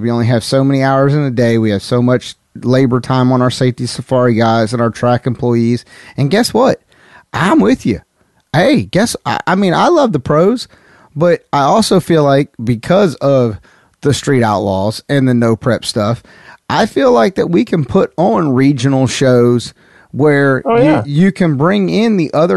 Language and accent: English; the South, United States; I'm from the South.